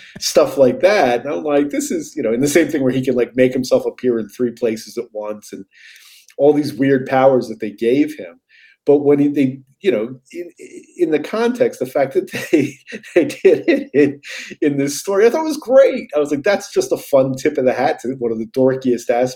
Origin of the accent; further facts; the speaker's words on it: New York, United States; I'm an American. You know, I'm a New Yorker